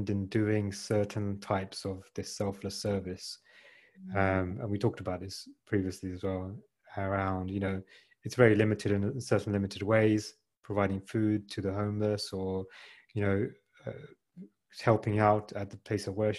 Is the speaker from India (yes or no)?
no; United Kingdom; we're born and brought up in the UK